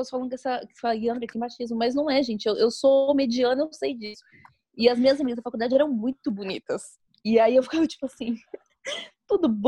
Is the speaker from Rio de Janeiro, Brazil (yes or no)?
no; Minas Gerais, Brazil; accent: Mineiro; Ah, aqui também eu, eu, eu não tenho um sotaque totalmente mineiro.